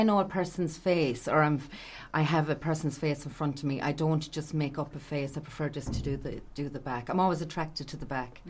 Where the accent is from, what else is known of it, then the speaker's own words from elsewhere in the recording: Athlone, Connacht, Ireland; moved away as an adult; also born or lived in England; now in County Galway, Ireland; I'm originally from Béal na Mullaigh, which is near Monksland in Athlone, County Roscommon, but I actually left there when I was 18, and I lived in England for a long time, myself and my husband, and I had two boys there, and I came home in 2008